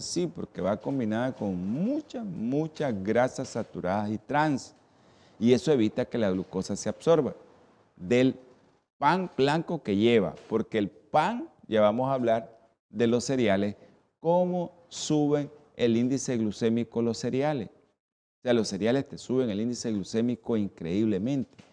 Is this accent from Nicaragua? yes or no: yes; Nicaragua; así somos los nicas